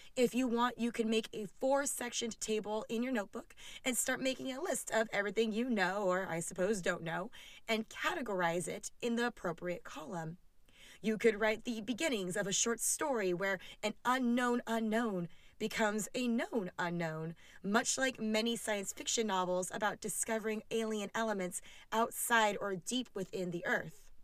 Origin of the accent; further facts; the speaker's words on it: California, United States; as a Californian